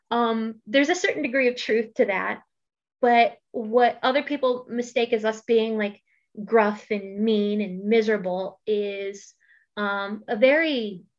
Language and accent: English; East Coast, United States; now in Idaho, United States; so the entire time that I lived in Idaho, uh, got used to the very different culture that is here because I'm from the East Coast.